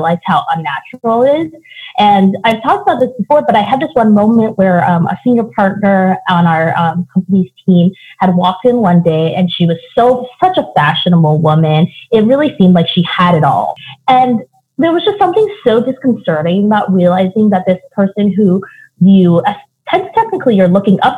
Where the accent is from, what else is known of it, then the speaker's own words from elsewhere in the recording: Seattle, Washington, United States; moved away; I grew up in Seattle